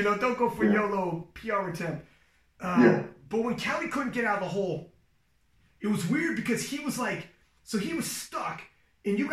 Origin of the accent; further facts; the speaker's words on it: Ontario, Canada; We're both from Ontario.